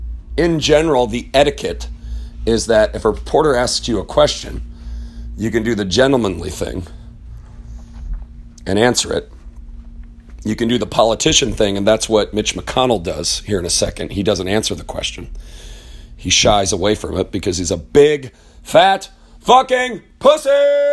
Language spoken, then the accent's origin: English; Richmond, Indiana, United States; I am from Richmond, fucking Indiana. That's where I'm from. I was born there. My ancestors are French Huguenot and Scottish.